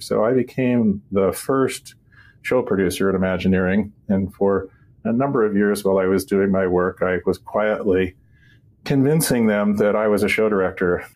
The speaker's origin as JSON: {"language": "English", "region": "Southern California", "country": "United States", "tie": "born or raised there", "said": "I'm a Californian, native Californian. Um, grew up in Southern California"}